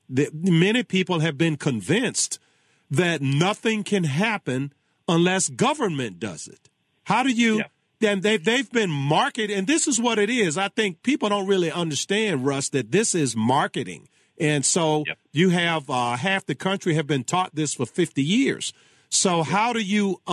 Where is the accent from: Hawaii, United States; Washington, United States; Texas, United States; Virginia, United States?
Virginia, United States; Charles City; I'm from Charles City